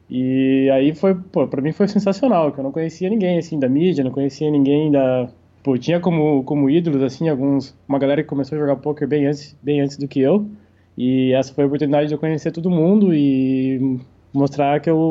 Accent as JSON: {"language": "Portuguese", "region": "Santa Catarina", "country": "Brazil", "said": "eu vim de uma cidade pequena, interior de Santa Catarina. É, vim de uma família simples, relativamente simples."}